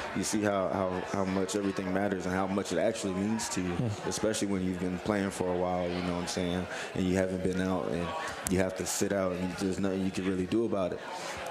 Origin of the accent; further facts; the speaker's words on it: Palm Beach, Florida, United States; moved away as an adult; also born or lived in Plantation, Florida; now in Louisville, United States; I'm from Palm Beach, Florida. I mean, I went to school in Plantation, but I was raised in Palm Beach, not too far, probably about an hour away from there.